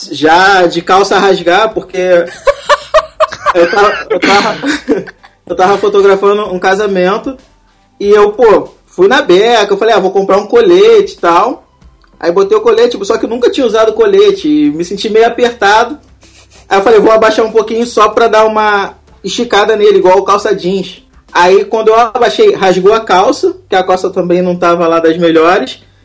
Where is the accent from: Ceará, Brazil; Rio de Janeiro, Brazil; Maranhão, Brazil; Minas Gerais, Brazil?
Rio de Janeiro, Brazil; Eu sou do Rio de Janeiro